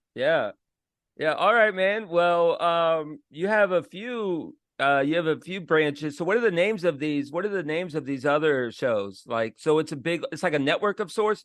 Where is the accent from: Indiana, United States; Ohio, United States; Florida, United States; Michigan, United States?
Florida, United States; I'm from Florida